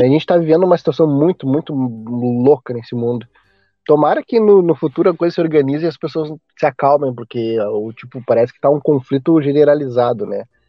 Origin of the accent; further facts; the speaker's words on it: Porto Alegre, Rio Grande do Sul, Brazil; meu sotaque, eu sou do sul aqui, né, Porto Alegre